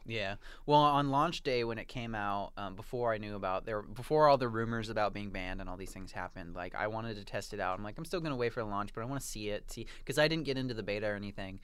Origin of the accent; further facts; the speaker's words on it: United States; now in Toronto, Canada; I am American